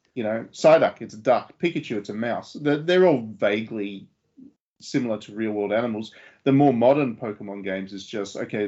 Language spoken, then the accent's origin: English; Australia; I was an Australian